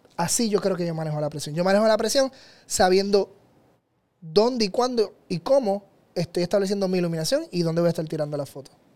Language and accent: Spanish; Puerto Rico; en mi tierra, en Puerto Rico